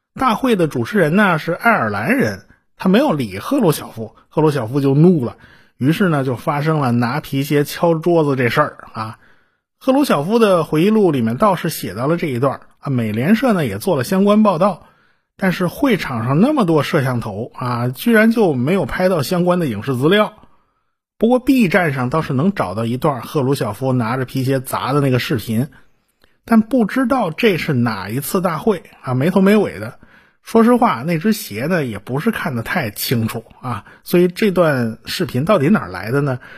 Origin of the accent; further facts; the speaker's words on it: China; 我们中国人